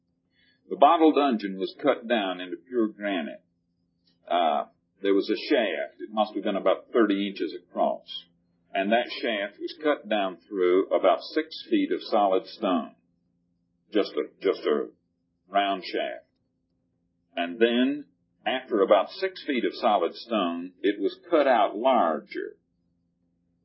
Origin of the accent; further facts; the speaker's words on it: the South, United States; when I grew up in the South in the days when before there were tractors and we plowed with mules